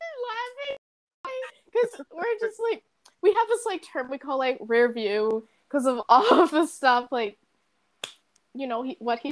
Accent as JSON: {"language": "English", "town": "Riverdale", "country": "United States", "said": "I'm from Riverdale"}